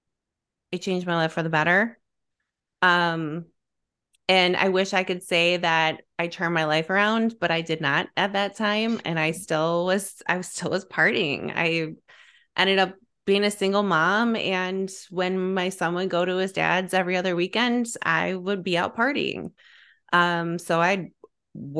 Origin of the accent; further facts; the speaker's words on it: Illinois, United States; born and raised in Illinois, blue collar family